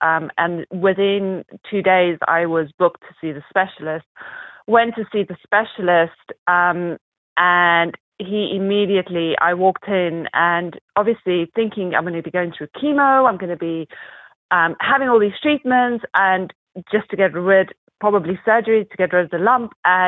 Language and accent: English; South Africa; accent: mixture; also born or lived in United Kingdom / North Carolina; now in Arizona, United States; We moved from the UK to the US, and I was born and raised in South Africa. So I've kind of traveled a lot, lived all over the place. So my accent's a little bit of a mixture of a little bit of everything.